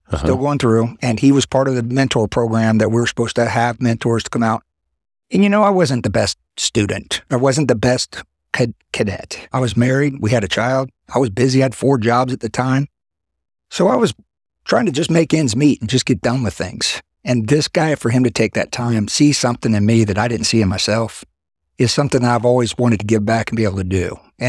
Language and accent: English; Florida, United States; Growing up in Florida, I'm not really a big fan of the cold.